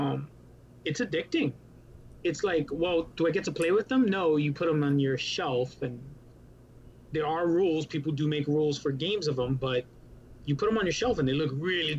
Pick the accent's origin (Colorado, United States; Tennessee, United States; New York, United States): New York, United States; New York City; moved away as an adult; also born or lived in Puerto Rico (ancestry); now in Florida, United States; I am from New York City. So we were the epicenter for COVID. We decided we didn't like that, so we kicked it to Florida